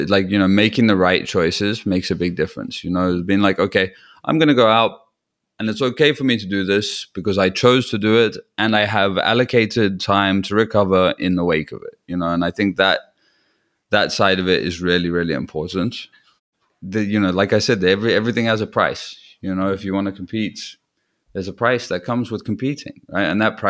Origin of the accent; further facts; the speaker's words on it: Newquay, South West England, United Kingdom; there's like a festival in my hometown in Newquay